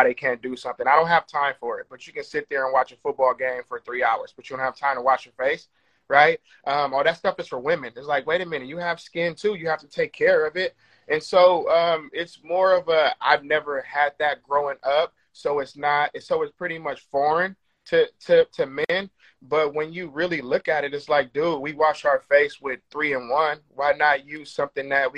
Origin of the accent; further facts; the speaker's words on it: Oakland, California, United States; I grew up in Oakland